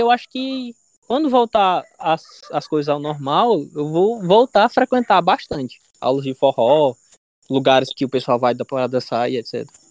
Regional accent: Ceará, Brazil; also born or lived in Natal / Paraíba; eu sou cearense

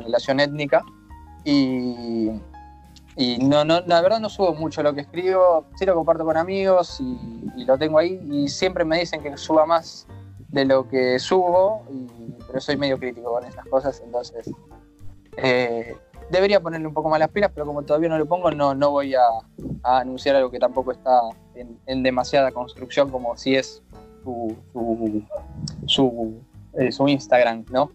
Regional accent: Argentina; moved away as an adult; now in Vigo, Spain; soy bien argentino

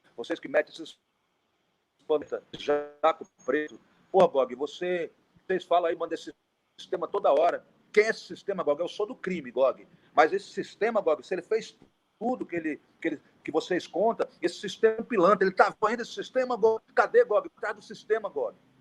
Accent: Brazil; como brasileiro

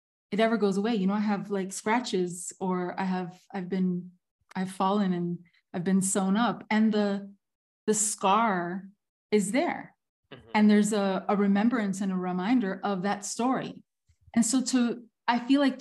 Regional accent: Miami, Florida, United States; moved away as an adult; also born or lived in Havana, Cuba; I was born in Miami

